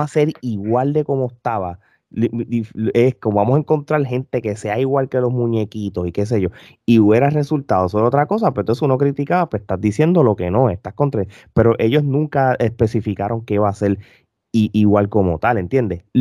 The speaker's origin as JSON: {"language": "Spanish", "country": "Puerto Rico", "moved": "as an adult", "lives_now": "United States", "said": "cuando yo me mudé para acá, hace muchos años, eh, casi más de 10 años atrás, pues hubo momentos de que tú como siendo puertorriqueño"}